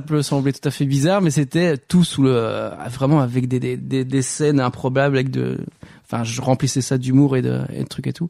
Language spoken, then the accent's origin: French; Walloon Brabant, Wallonia, Belgium; also born or lived in Roubaix, France; j'ai passé toute ma mon enfance en Belgique dans le dans le Brabant wallon